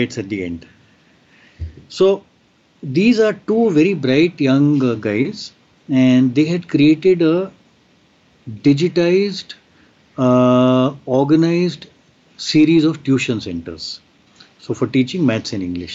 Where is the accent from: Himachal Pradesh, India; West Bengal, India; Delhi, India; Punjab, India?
Himachal Pradesh, India; Shimla; I have set up one such tab lab in my hometown, which is Shimla